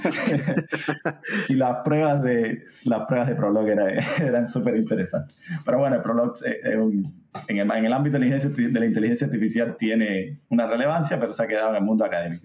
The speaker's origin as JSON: {"language": "Spanish", "country": "Cuba", "moved": "yes", "said": "soy cubano, para los que no noten mi acento"}